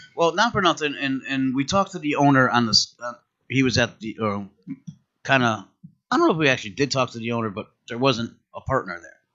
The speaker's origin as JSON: {"language": "English", "region": "Connecticut", "country": "United States", "said": "we're, we're originally from Connecticut"}